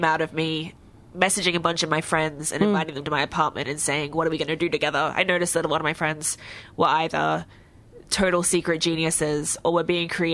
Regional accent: Brisbane, Queensland, Australia; we're from Brisbane

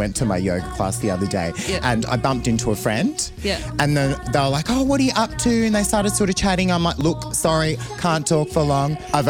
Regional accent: Australia; Yeah, I'm Australian.

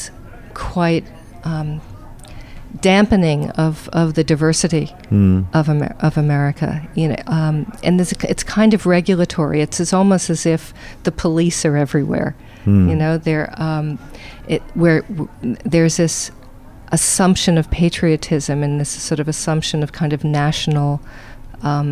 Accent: Providence, Rhode Island, United States; moved away as an adult; also born or lived in New York City / Boston / London / Berkeley, California; now in Melbourne, Australia; I am an American. I was born in Providence, Rhode Island, and I went to university in New York City

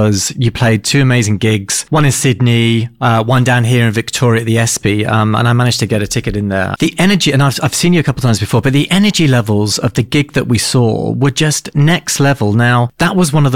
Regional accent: United Kingdom; moved away as an adult; now in Australia; I'm a Brit. I arrived in Australia back in 2016

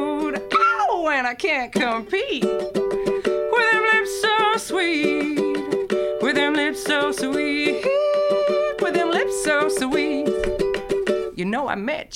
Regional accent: New Zealand; moved away as an adult; now in Melbourne, Australia; I'm a Kiwi

